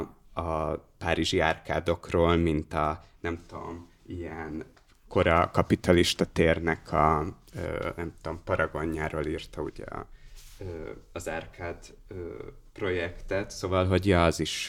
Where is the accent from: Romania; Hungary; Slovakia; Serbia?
Hungary; now in Budapest, Hungary; mint vidéki gyerekről az jut eszembe, amit mondasz, hogy amikor nem költöztem Budapestre